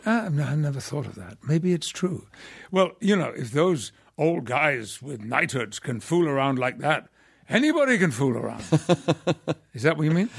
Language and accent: English; Yorkshire and the Humber, United Kingdom; moved away; I'm a Yorkshireman